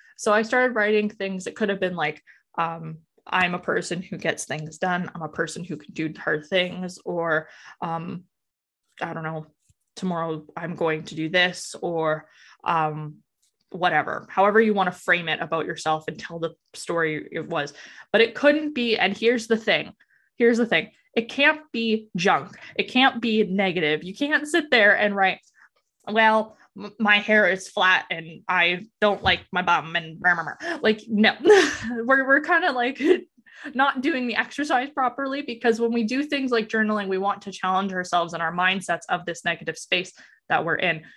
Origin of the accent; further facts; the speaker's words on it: Alberta, Canada; moved away as an adult; now in Ontario, Canada; I'm originally from Alberta